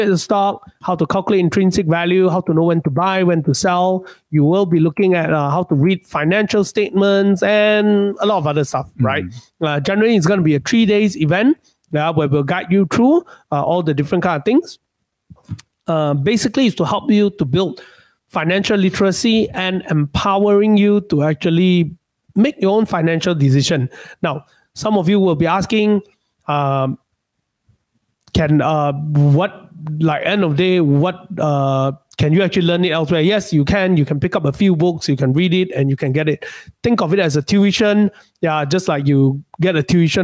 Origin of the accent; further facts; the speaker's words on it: Malaysia; being a Malaysian, we are not that rich